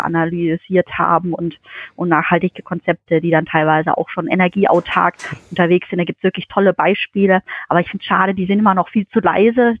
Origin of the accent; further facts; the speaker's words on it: Kraichgau, Baden-Württemberg, Germany; komme aus dem schönen Greichgau, äh, aus dem kleinen Örtchen Wiesloch oder auch Schaffhausen, das ist so mein, mein Heimatort, äh, wo ich 20 Jahre meines Lebens verbracht